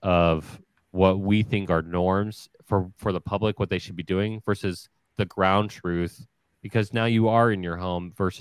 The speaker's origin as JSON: {"language": "English", "region": "Ohio", "country": "United States", "tie": "born or raised there", "said": "I grew up in Ohio"}